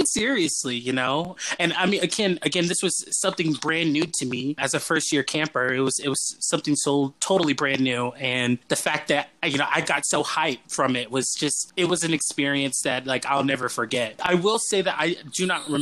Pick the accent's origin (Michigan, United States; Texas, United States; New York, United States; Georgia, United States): Georgia, United States; Atlanta; I'm originally from Atlanta